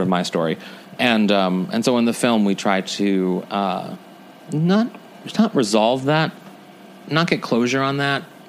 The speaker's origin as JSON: {"language": "English", "town": "St. Louis", "region": "Missouri", "country": "United States", "also_born_or_lived": "New York", "moved": "yes", "said": "I come from St. Louis, and it wasn't the most welcoming or comfortable community to be"}